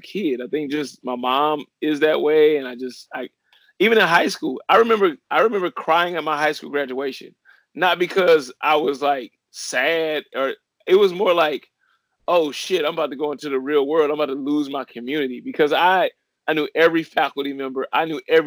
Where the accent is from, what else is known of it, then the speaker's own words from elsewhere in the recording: Ferguson, Missouri, United States; moved away; also born or lived in Miami; growing up in Ferguson, Missouri